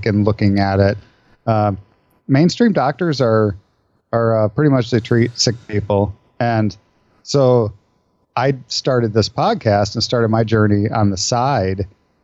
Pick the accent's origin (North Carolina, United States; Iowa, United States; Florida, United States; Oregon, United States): Iowa, United States; I grew up in Iowa in the Midwest